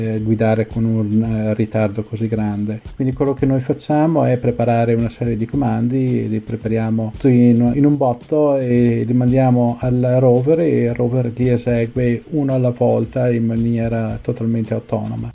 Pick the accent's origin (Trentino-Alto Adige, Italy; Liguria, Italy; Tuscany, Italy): Trentino-Alto Adige, Italy; Trento; moved away as an adult; now in Pasadena, United States; Sono partito da Trento nel 92. Ora dove vivi? Vicino a Pasadena, che è un sobborgo di Los Angeles, in California.